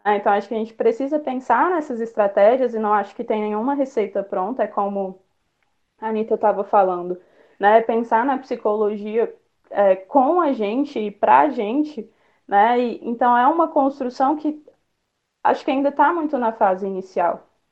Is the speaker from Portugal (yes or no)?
no; Brasília, Federal District, Brazil; moro em Brasília, nasci em Brasília